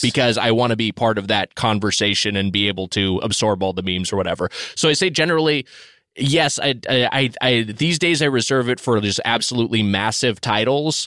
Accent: Southern California, United States; I grew up in Southern California

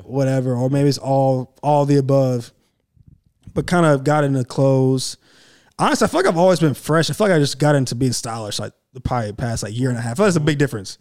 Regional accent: Clemson, South Carolina, United States; I grew up right there in Clemson

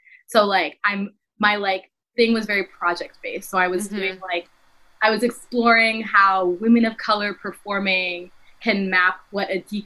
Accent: New Jersey, United States; now in Texas, United States; I am from Jersey. Born and raised in Jersey

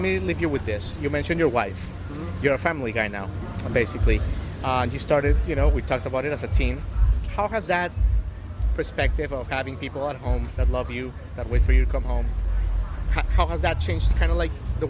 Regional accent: Colombia; moved away; I was born in Colombia.

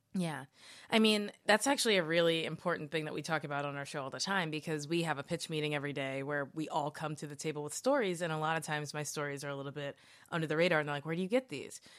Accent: Kentucky, United States; growing up in Kentucky

